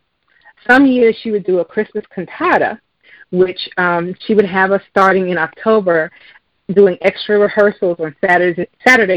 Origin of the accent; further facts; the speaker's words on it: New York City, New York, United States; growing up in New York City